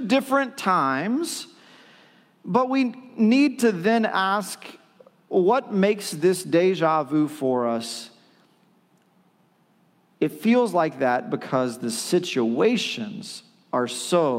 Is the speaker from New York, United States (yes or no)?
no; China, Texas, United States; I was born in China, Texas. I was born in China, Texas